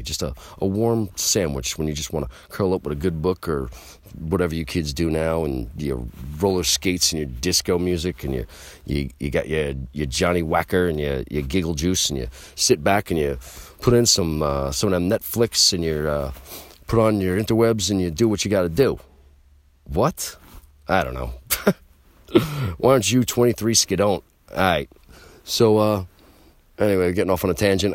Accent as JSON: {"language": "English", "region": "New York", "country": "United States", "said": "I'm from New York"}